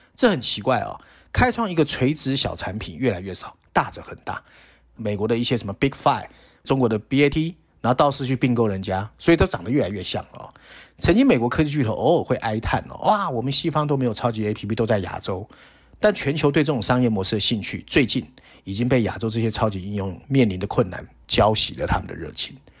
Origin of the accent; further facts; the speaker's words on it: Taiwan; 我们小时候在台湾